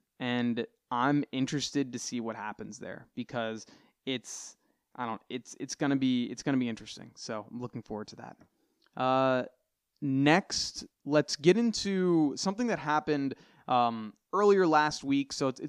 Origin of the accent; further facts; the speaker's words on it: United States; I can't speak on everything that's going on throughout the entire world because I'm from the United States.